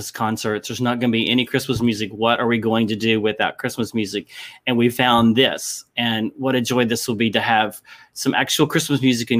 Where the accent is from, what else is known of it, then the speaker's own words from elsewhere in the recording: Lexington, Kentucky, United States; I'm from Lexington, Kentucky